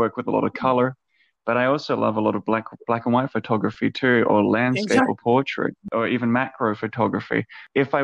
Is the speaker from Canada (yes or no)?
no; Adelaide, South Australia, Australia; now in Gold Coast, Australia; I'm from Adelaide originally